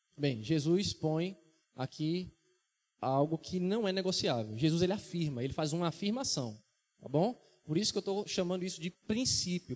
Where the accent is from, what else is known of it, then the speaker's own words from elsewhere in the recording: Vitória de Santo Antão, Pernambuco, Brazil; minha cidade natal, Vitória de Santo Antão, em Pernambuco.